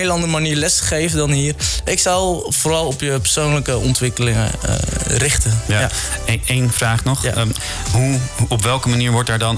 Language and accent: Dutch; Netherlands; dat ik uit Nederland kom en waarschijnlijk genoeg geld heb